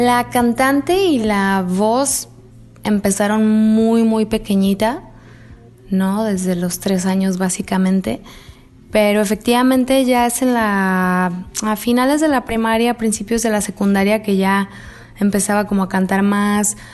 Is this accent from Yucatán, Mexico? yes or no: no; Mexico City, Mexico; now in Guadalajara, Mexico; yo nací en Guadalajara y al mes prácticamente me mudé a la Ciudad de México y a los tres años de edad entré a esta escuela que cuando menos estaba ubicada en Coyoacán